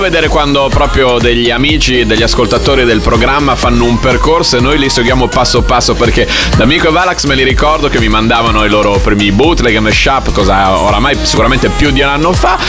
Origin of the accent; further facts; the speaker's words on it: Bologna, Emilia-Romagna, Italy; bolognese come me